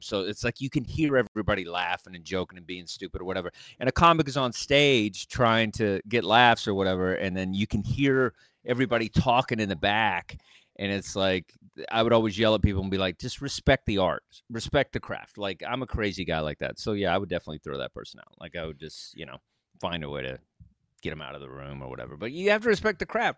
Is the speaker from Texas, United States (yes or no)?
yes; Texas, United States; moved away; also born or lived in New York; I'm just this dork from Texas